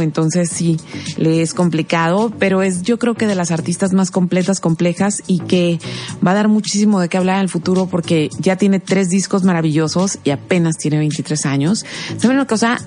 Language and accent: Spanish; Mexico; para nosotros los mexicanos